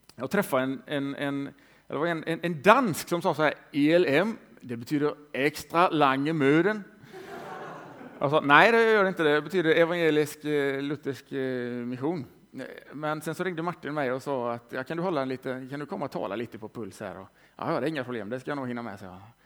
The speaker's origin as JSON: {"language": "Swedish", "area": "Västergötland", "region": "Västra Götaland", "country": "Sweden", "tie": "born or raised there", "also_born_or_lived": "Lund / Tranemo", "moved": "as an adult", "said": "jag är född i Västergötland, har bott i Lund i 15 år"}